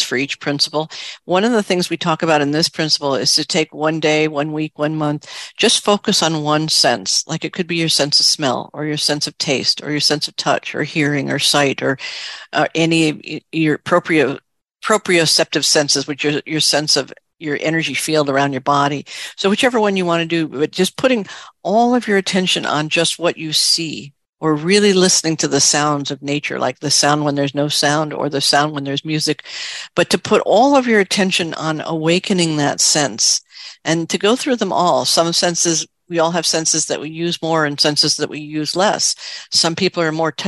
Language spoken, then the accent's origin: English; New York City, New York, United States; I grew up in New York City